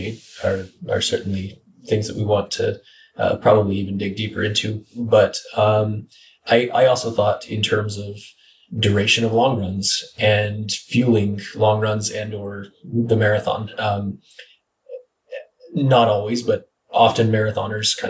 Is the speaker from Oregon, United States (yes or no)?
yes; Northeastern Oregon, United States; moved away; also born or lived in Oahu, Hawaii; it's a very irrigated part where I grew up in Northeastern Oregon